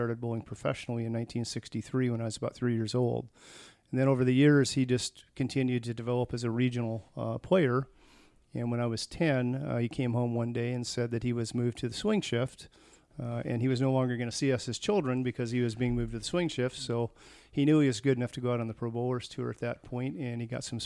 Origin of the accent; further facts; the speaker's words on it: Tacoma, Washington, United States; moved away as an adult; also born or lived in Dublin, California; I was born in Tacoma, Washington in 1960